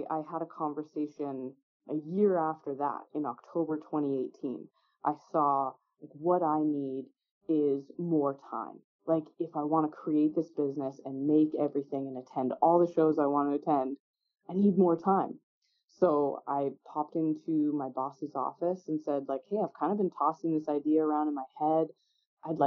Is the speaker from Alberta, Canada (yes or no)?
yes; Beaumont, Alberta, Canada; I grew up in Beaumont, just south of Edmonton.